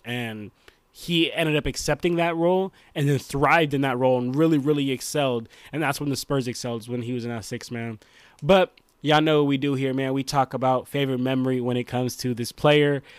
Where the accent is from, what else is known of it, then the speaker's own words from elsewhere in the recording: Bay Area, California, United States; I'm from the Bay Area